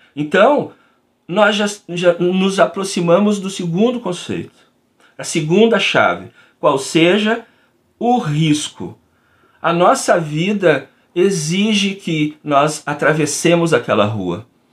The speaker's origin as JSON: {"language": "Portuguese", "region": "Rio Grande do Sul", "country": "Brazil", "said": "eu sou aqui do Rio Grande do Sul"}